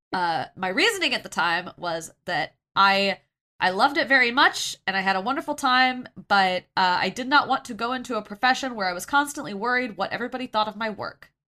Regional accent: Kansas, United States; I grew up in Kansas, so I can rip on Kansas, but I l, that's my home state

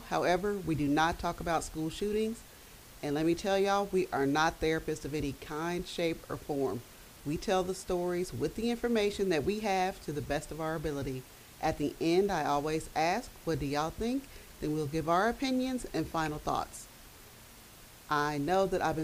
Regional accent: Dayton, Ohio, United States; I am from Dayton, Ohio. I was born and raised here

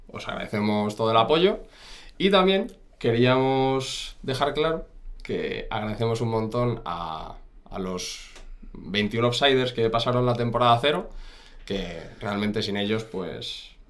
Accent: Madrid, Community of Madrid, Spain; yo soy de aquí, soy de, aquí

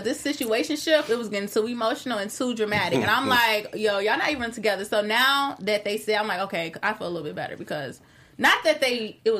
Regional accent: Chicago, Illinois, United States; I'm from Chicago

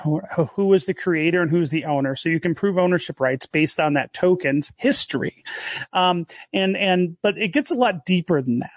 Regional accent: Detroit, Michigan, United States; I grew up in the Detroit area

